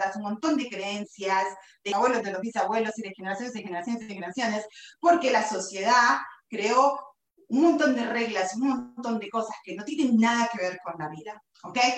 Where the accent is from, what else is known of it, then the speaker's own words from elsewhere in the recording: Buenos Aires, Argentina; moved away; nací en Buenos Aires, Argentina, hace 47 años